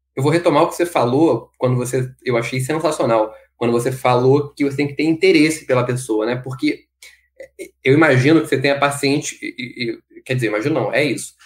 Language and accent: Portuguese; Brazil; sobretudo sendo brasileiro como nós somos